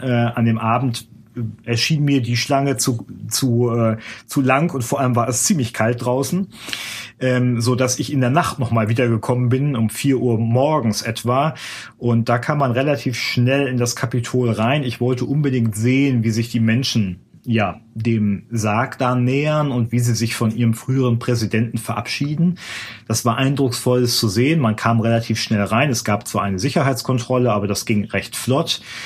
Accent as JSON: {"language": "German", "country": "Germany", "moved": "as an adult", "lives_now": "Washington, United States", "said": "bei uns in Deutschland"}